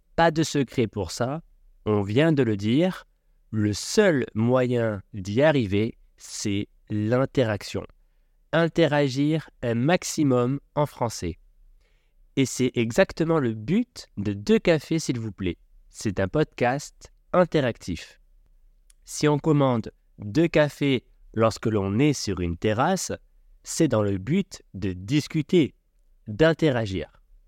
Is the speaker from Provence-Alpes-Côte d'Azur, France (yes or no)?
yes; Aix-en-Provence, Provence-Alpes-Côte d'Azur, France; J'ai grandi à Aix-en-Provence, une magnifique ville du sud de la France